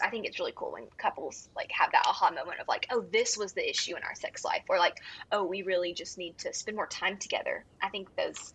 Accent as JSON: {"language": "English", "town": "Houston", "region": "Texas", "country": "United States", "tie": "born or raised there", "also_born_or_lived": "Fort Worth, Texas", "moved": "as an adult", "lives_now": "West Monroe, United States", "said": "I was born in Houston and then moved to Fort Worth for college"}